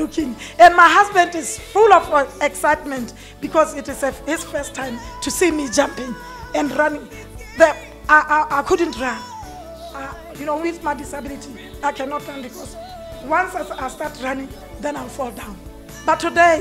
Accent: Botswana; now in Manchester, United Kingdom; I'm from Manchester. I'm born in Botswana, but I'm a Manchester resident

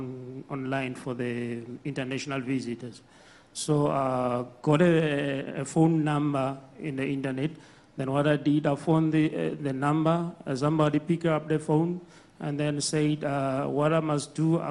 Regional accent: Eswatini; I'm from Swaziland.

